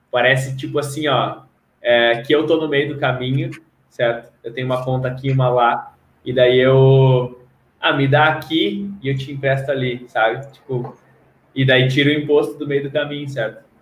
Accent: Rio Grande do Sul, Brazil; now in Curitiba, Brazil; Ah, é, tipo, eu já fiz, já saí do Rio Grande do Sul, já vim parar aqui em Curitiba.

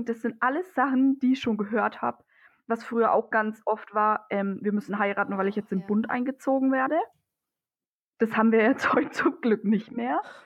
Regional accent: Germany; bei uns in Deutschland

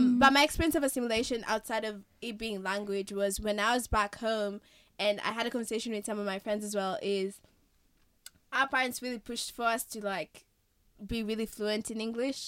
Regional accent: Kenya; moved away; I've been raised in Kenya all my life

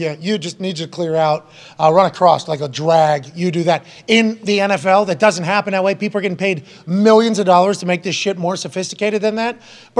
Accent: Texas, United States; So I should be from Ohio, but I'm from Texas. Same fucking thing in the South. The Ohio or the South, Texas is where I'm from.

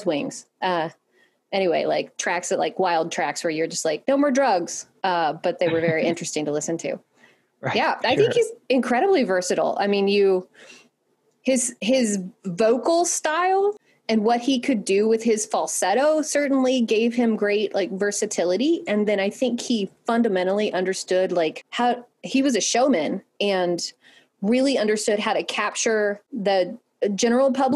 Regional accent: Sweeny, Texas, United States; I grew up in Texas

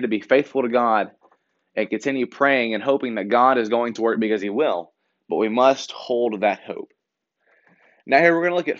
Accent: Shelbyville, Tennessee, United States; I'm from Shelbyville in the Bedford County area

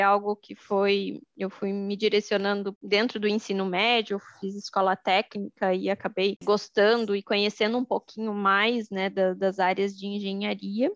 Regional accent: Joinville, Santa Catarina, Brazil; eu sou de, de Joinville, Santa Catarina

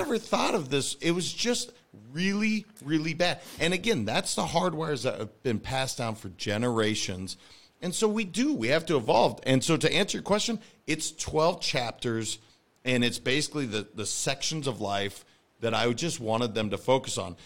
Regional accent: Montana, United States; I'm a kid from Montana.

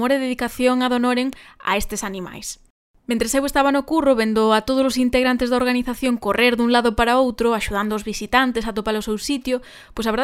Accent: A Estrada, Galicia, Spain; moved away; Eu como estradense

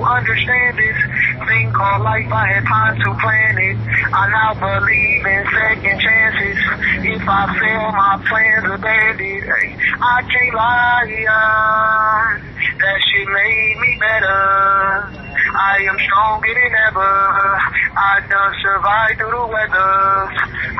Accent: Detroit, Michigan, United States; I'm from Detroit

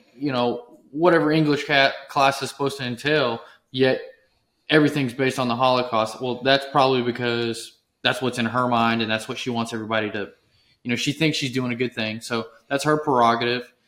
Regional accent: Texas, United States

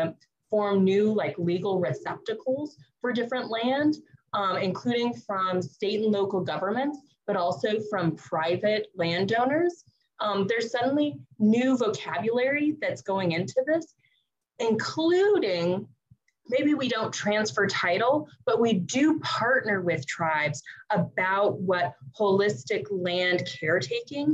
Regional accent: Albuquerque, New Mexico, United States; now in Burbank, United States; I am a Coche de Pueblo, grew up in Albuquerque. I am now calling from the Tongva, Tatavium, and Chumash lands, also known as Burbank, California

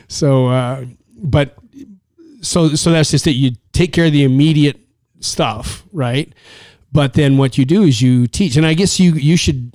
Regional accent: Canada; from Canada

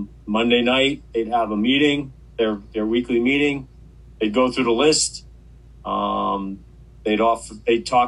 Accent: Mahwah, New Jersey, United States; moved away as an adult; also born or lived in Maine; now in New Hampshire, United States; I was originally from New Jersey

